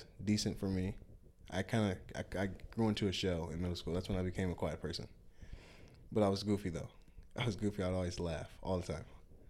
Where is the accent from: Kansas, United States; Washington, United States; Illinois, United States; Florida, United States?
Illinois, United States; Rockford; also born or lived in Chicago / Madison / Milwaukee; I was born in Chicago, Illinois. Moved around a decent amount when I was younger. Madison, Wisconsin, Rockford, Illinois, and Milwaukee, Wisconsin. I was too young for Madison. I only spent a year in Milwaukee, and the majority of my life I spent in Rockford, Illinois.